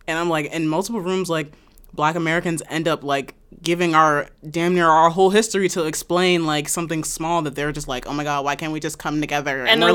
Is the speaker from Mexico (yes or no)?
no; Canada; They said I'm not black enough because I'm Canadian.